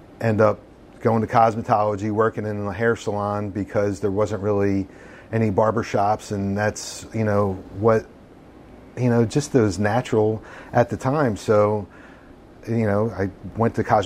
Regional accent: King of Prussia, Pennsylvania, United States; I grew up in King of Prussia.

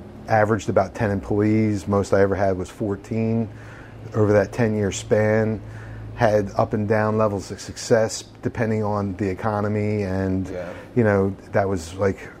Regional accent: King of Prussia, Pennsylvania, United States; I grew up in King of Prussia.

